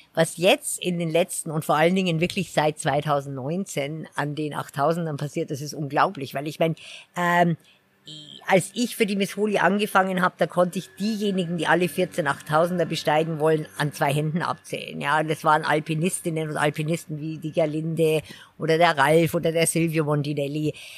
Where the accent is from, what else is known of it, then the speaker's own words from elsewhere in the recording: Garmisch-Partenkirchen, Bavaria, Germany; moved away as an adult; also born or lived in England / Switzerland / Nepal; ich bin ja hier in Garmisch aufgewachsen